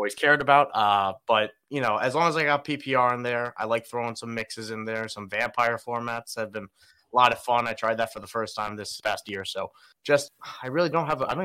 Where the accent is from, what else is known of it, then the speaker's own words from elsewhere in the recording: Long Island, New York, United States; I grew up in New York